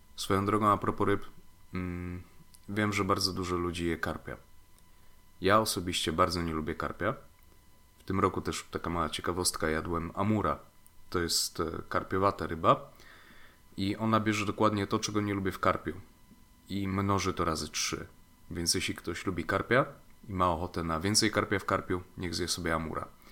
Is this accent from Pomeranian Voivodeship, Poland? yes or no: no; Lower Silesian Voivodeship, Poland; moved away; do mojej rodzinnej miejscowości na Dolnym Śląsku